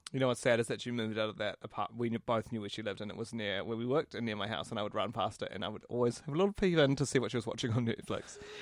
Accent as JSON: {"language": "English", "town": "Christchurch", "region": "Canterbury", "country": "New Zealand", "tie": "born or raised there", "also_born_or_lived": "Auckland", "said": "When I moved from Auckland to Christchurch"}